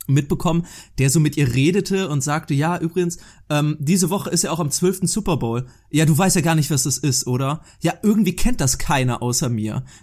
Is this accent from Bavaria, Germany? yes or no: no; Cologne, North Rhine-Westphalia, Germany; Ja, wir wissen ja beide, Daniel und ich, wir sind, wir sind echte Kölsche Jungs.